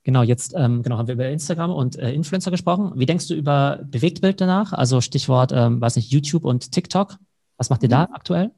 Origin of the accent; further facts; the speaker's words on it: Germany; bei uns in Deutschland